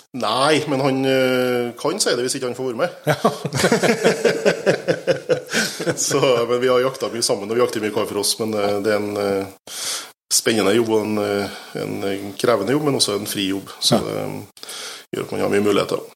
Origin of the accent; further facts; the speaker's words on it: Steinkjer, Trøndelag, Norway; now in Bratsberg, Norway; Jeg kommer jo innentil, jeg er fra Steinkjer